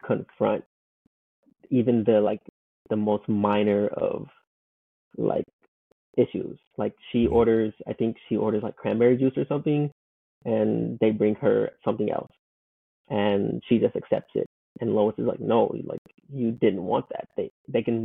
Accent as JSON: {"language": "English", "town": "Compton", "region": "California", "country": "United States", "said": "I'm from Compton"}